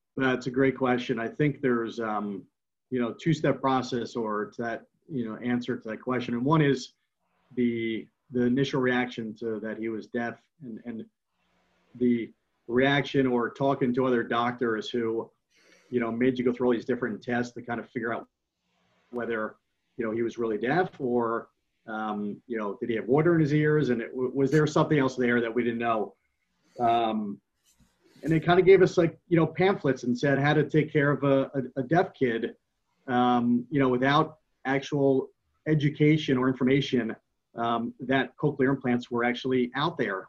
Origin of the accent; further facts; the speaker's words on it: West Caldwell, New Jersey, United States; I grew up in West Caldwell.